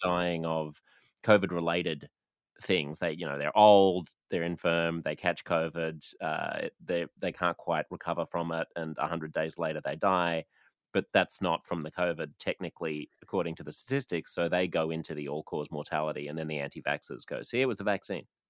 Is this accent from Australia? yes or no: yes; Australia; as an Australian